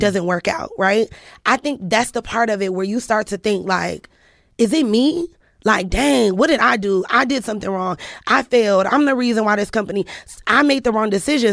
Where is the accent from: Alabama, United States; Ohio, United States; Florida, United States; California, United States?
Ohio, United States; Cleveland; I'm from Cleveland